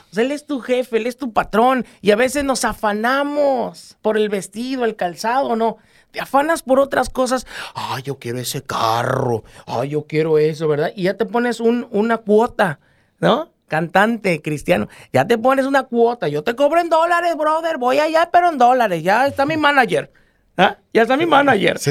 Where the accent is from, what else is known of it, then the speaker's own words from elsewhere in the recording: Guerrero, Mexico; porque somos guerrerenses